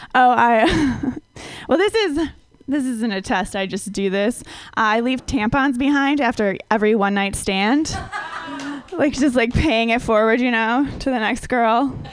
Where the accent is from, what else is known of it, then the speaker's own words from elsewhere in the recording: Minnesota, United States; I grew up in Minnesota where everyone is like really, really white